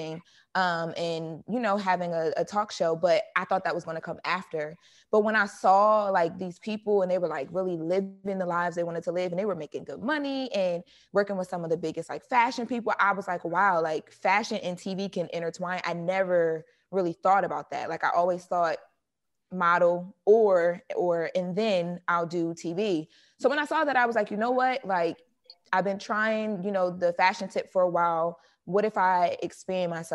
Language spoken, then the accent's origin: English; Wilmington, Delaware, United States; moved away as an adult; also born or lived in New York / Atlanta; now in Los Angeles, United States; I grew up in Wilmington. It's like the inner city. It's the hood of Delaware